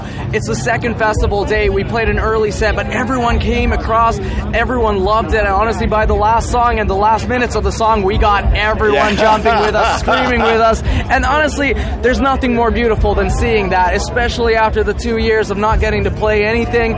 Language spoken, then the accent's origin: English; Finland; I'm from Finland